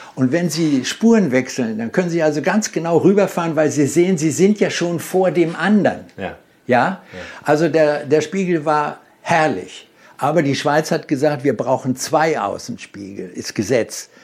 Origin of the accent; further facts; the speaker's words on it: Germany; bei uns in Deutschland